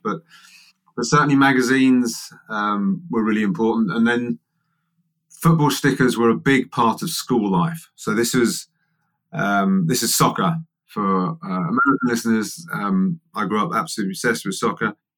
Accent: England, United Kingdom; I'm English

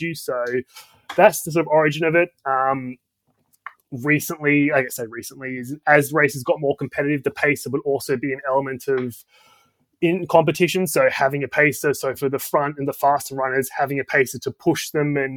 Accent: Australia; moved away as an adult; now in London, United Kingdom; I'm Australian, but I've been in London, UK for almost 10 years now

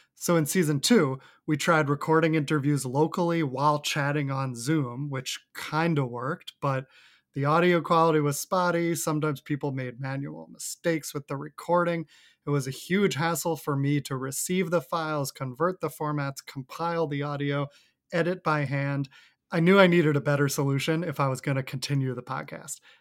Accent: Westchester, New York, United States; moved away as an adult; also born or lived in Manhattan, New York City; now in New York City, United States; I Live in New York City in Manhattan. I grew up in Westchester, outside of Manhattan, so not too far

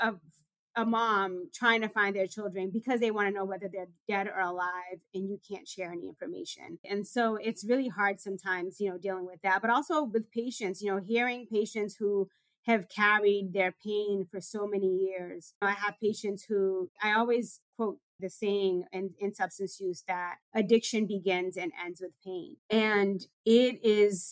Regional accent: Boston, Massachusetts, United States; I grew up in Dorchester in a community that was plagued with gun violence

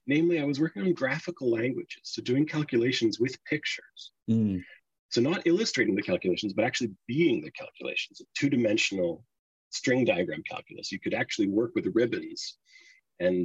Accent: Halifax, Nova Scotia, Canada; moved away as an adult; also born or lived in Australia; I'm from Halifax, which is where I live now. But I did not stay here my whole life by any means. I grew up here

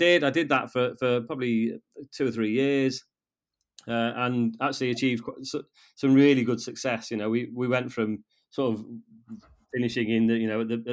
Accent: Llanberis, Wales, United Kingdom; I'm a Welsh, I'm a fluent Welsh speaker. I was educated in Welsh in Llanberis.

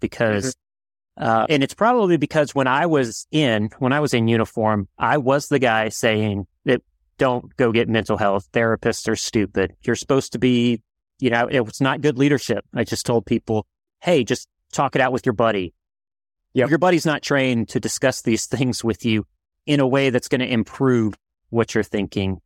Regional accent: New Orleans, Louisiana, United States; I'm from New Orleans

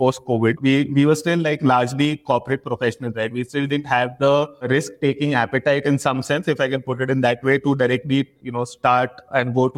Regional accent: Mumbai, Maharashtra, India; also born or lived in Kolkata, India; So I was born in Calcutta, but that's, you know, just, but grown up in Mumbai.

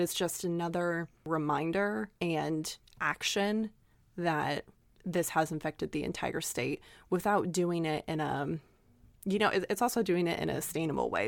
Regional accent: Oklahoma, United States; we are from Oklahoma

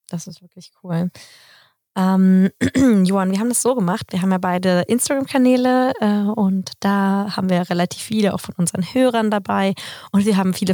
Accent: Sweden; aber als Schwede, finde ich, ist man relativ viel außen vor.

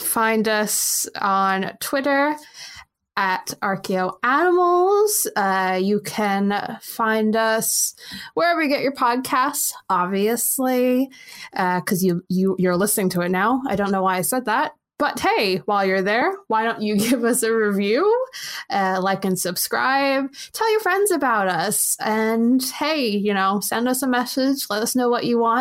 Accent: United States; as an American

